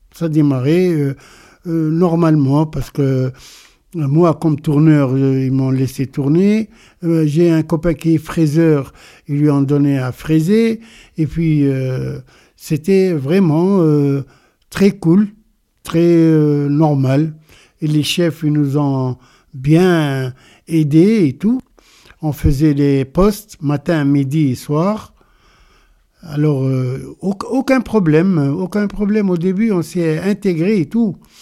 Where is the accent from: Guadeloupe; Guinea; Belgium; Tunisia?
Tunisia; Sfax, Sfax Governorate; moved away as an adult; also born or lived in Kerkennah, Tunisia / Moselle, France; now in France; Je suis né en Tunisie, à Kerkina, à El Lataya, en 1950, le 24 janvier. J'ai vécu là-bas euh, jusqu'à l'âge de 6 ans, et après on a déménagé à Sfax